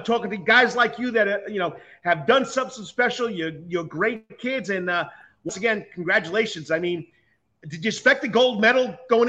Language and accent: English; New York, United States; now in Savannah, United States; I'm from New York. I lived there for most of my life